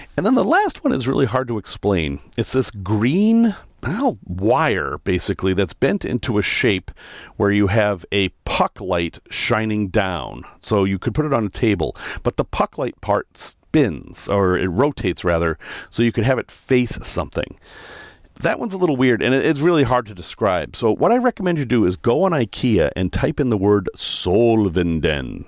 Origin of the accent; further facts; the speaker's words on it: Salem, Massachusetts, United States; moved away; I'm from Salem, so not far away